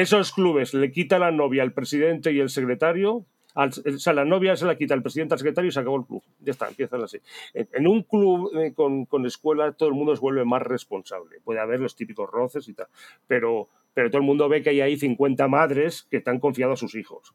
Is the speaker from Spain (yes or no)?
yes; Spain; somos españoles